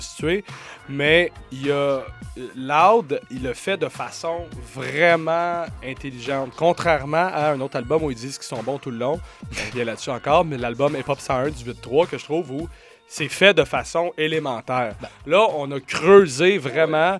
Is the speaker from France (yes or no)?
no; Montreal, Quebec, Canada; en tant que Montréalais